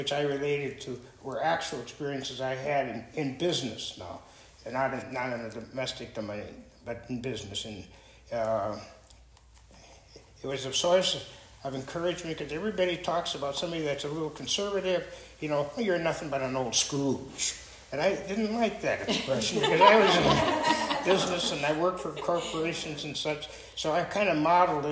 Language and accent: English; Peshtigo, Wisconsin, United States; also born or lived in Columbus, Wisconsin; now in Fountain Hills, United States; I was born after the fire, and grew up there, and then we moved around a little bit during the war, Dad, and we finally settled down in Columbus, Wisconsin